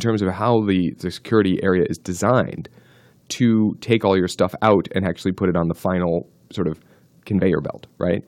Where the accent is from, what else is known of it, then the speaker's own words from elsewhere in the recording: New Jersey, United States; I grew up in New Jersey